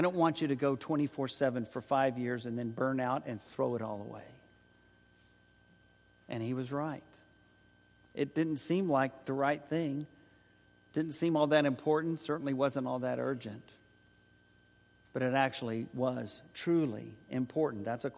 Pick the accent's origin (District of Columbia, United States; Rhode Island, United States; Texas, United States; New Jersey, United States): Texas, United States; San Antonio; also born or lived in Oklahoma City, Oklahoma; When Joyce and I moved from Oklahoma City at Oklahoma Christian College to San Antonio, served as youth minister there